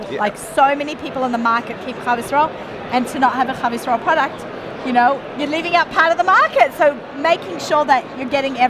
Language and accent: English; Australia; moved away as an adult; now in United States; I was born in Australia and raised in Australia. I lived there for 21 years. I've been in America next week. Will be 27 years.